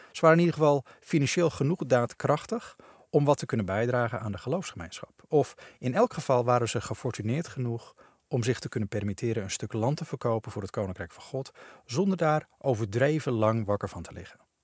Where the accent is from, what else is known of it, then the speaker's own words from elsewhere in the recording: Netherlands; wij als Nederlanders